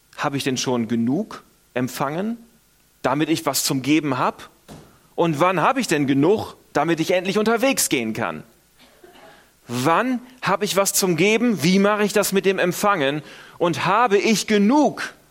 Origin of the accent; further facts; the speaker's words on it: Northern Germany, Germany; moved away; Ich komme aus Norddeutschland, wir sind auch eher verhalten.